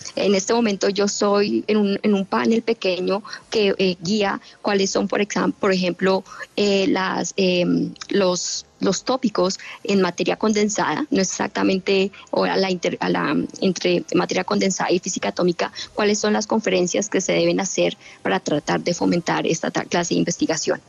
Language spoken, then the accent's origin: Spanish; Bogotá, Colombia; moved away as an adult; now in United States; Yo nací en Bogotá